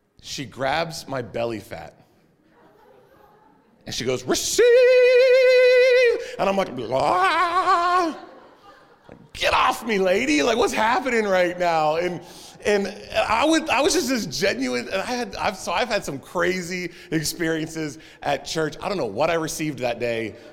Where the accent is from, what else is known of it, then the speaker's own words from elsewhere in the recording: Texas, United States; I'm from Texas, and we were a clappy bunch